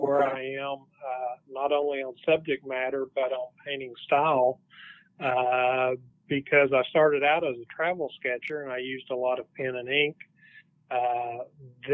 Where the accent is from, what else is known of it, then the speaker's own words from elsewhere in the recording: Fort Smith, Arkansas, United States; here in my hometown